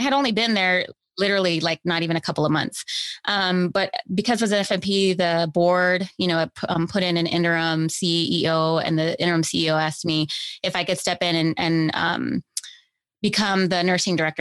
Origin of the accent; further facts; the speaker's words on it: Los Angeles, California, United States; I grew up here in Los Angeles